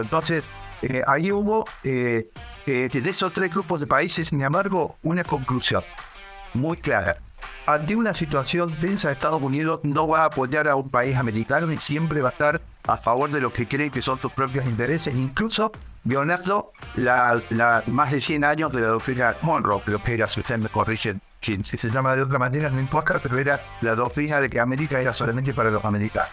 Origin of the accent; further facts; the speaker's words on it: Argentina; moved away; somos originalmente eh, de la Argentina, de nuestro país